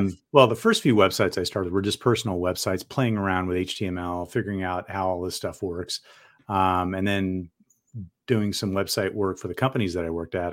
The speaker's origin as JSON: {"language": "English", "town": "San Diego", "region": "California", "country": "United States", "tie": "born or raised there", "also_born_or_lived": "Portland metro area, Oregon", "moved": "yes", "lives_now": "Portland, United States", "said": "I grew up in San Diego"}